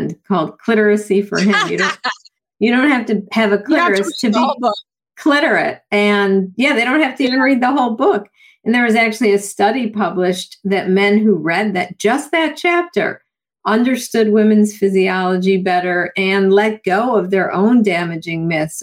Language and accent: English; Buffalo, New York, United States; I grew up in Buffalo, New York with the snow